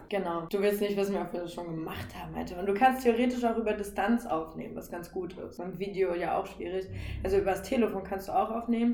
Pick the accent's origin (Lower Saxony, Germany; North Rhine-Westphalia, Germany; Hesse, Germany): Lower Saxony, Germany; Northeim; now in Berlin, Germany; ursprünglich? Aus, aus Nordheim in Südniedersachsen